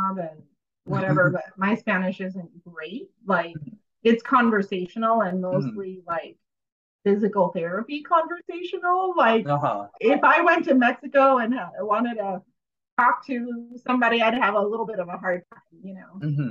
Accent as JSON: {"language": "English", "country": "India", "moved": "yes", "said": "I'm from India"}